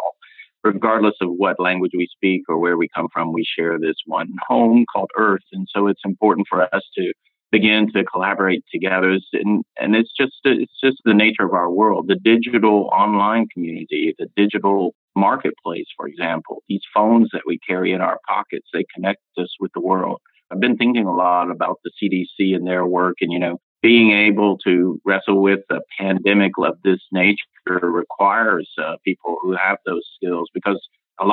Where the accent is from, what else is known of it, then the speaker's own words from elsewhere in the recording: Atlanta, Georgia, United States; I grew up in Atlanta